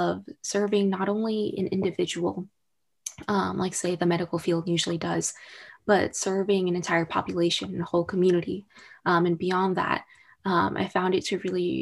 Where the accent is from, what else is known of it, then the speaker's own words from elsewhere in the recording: Orange County, California, United States; also born or lived in Baltimore, Maryland; in Orange County, where it's my hometown